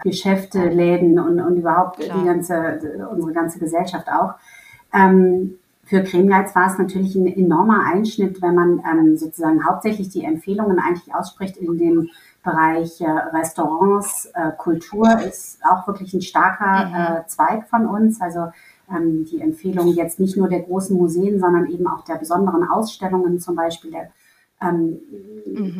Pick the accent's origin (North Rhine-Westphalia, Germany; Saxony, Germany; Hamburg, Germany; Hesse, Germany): Hamburg, Germany; now in Berlin, Germany; ich komme ja ursprünglich aus Hamburg